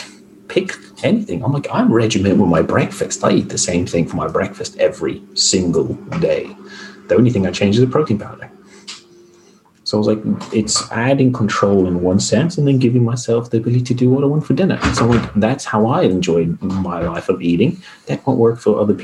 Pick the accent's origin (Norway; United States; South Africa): South Africa; moved away; I grew up in South Africa where sport is, you know, everything for a lot of people